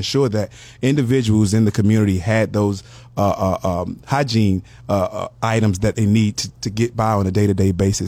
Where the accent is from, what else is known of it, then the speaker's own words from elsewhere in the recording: Miami, Florida, United States; Miami native. I grew up in the Liberty City area of Miami